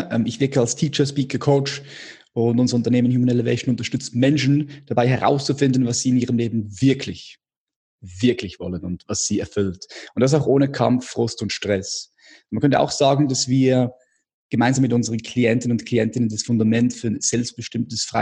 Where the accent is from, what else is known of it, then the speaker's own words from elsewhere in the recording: Switzerland; Ich komme aus der Schweiz